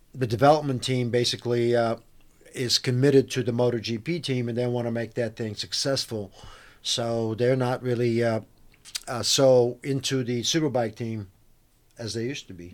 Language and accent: English; Bulgaria; moved away; I'm actually from Bulgaria.